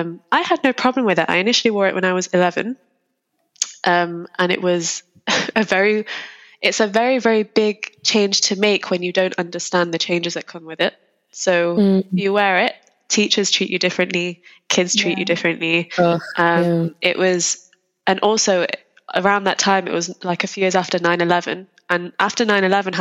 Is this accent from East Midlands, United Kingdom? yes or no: yes; Lincolnshire, East Midlands, United Kingdom; I was born and raised in Lincolnshire